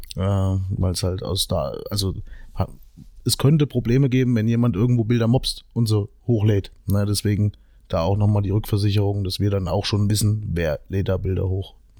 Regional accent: Meiningen, Thuringia, Germany; ich bin aus Meining

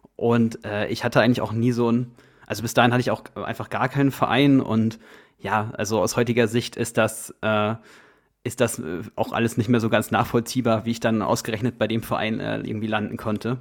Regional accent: Goch, North Rhine-Westphalia, Germany; moved away; also born or lived in Thuringia; ich komme äh, eigentlich aus äh, NRW gebürtig, also aus dem äußersten Westen. Äh, meine Heimatstadt ist äh, Goch

